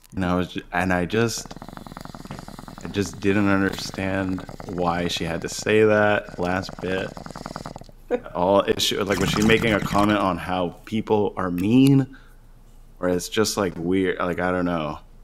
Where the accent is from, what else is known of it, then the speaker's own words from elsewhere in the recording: Florida, United States; also born or lived in Massachusetts; I was born in Florida, raised here